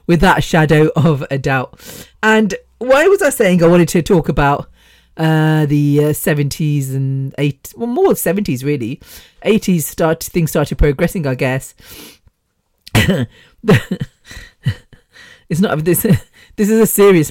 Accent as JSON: {"language": "English", "country": "United Kingdom", "tie": "born or raised there", "said": "me as British born"}